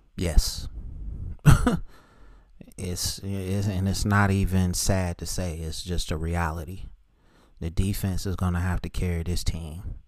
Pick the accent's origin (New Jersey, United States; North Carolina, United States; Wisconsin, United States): North Carolina, United States; Charlotte; that school's in my hometown